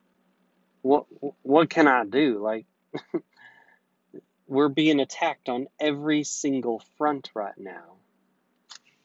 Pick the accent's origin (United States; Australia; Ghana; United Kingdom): United States; being an American